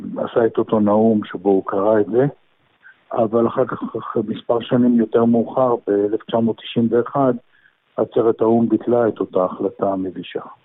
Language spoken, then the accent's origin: Hebrew; Israel; now in Geneva, Switzerland